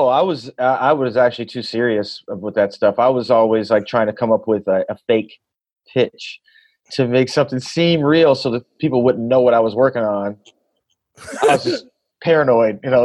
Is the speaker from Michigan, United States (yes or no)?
yes; Flint, Michigan, United States; also born or lived in Memphis, Tennessee; now in Los Angeles, United States; I grew up in Flint, Michigan